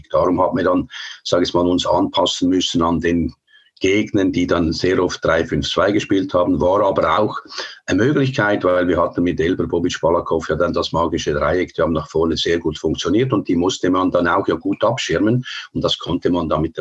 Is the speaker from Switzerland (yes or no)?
yes; Switzerland; Es war schon so, der Schlechtere, wir waren der Schlechtere als Schweizer, wir haben uns überall umgeschaut.